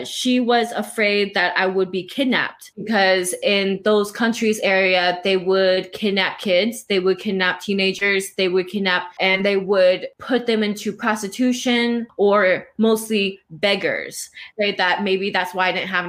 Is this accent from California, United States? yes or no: yes; West Coast, California, United States; also born or lived in Bangkok, Thailand; I am from the West Coast. West Coast is like my home and everything. I grew up here